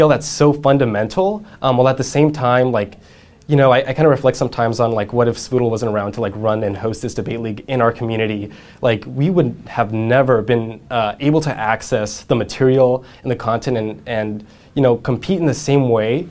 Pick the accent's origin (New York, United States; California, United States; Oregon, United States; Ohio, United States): California, United States; San Jose; I grew up in San Jose